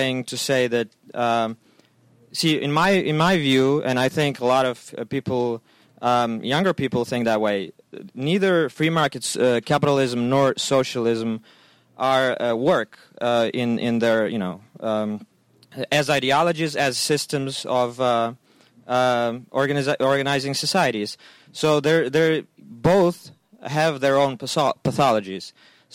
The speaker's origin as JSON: {"language": "English", "country": "Ukraine", "moved": "yes", "lives_now": "Philadelphia, United States", "said": "I'm Ukrainian immigrant here"}